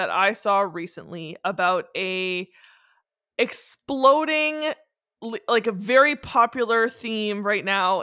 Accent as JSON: {"language": "English", "region": "Northern Ontario", "country": "Canada", "moved": "yes", "lives_now": "Ottawa, Canada", "said": "I'm from Northern Ontario"}